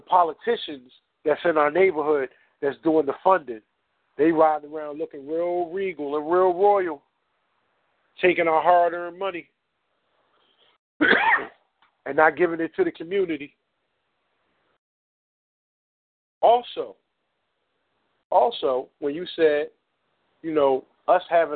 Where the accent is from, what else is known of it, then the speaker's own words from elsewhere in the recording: Philadelphia, Pennsylvania, United States; I'm from North Philly